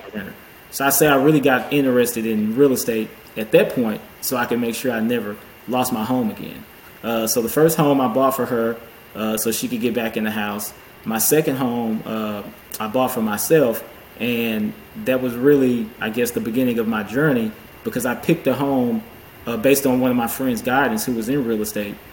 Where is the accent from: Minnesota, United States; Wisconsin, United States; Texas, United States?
Texas, United States; Houston; I'm a CPA here, uh, based in Houston, born and raised in the Houston area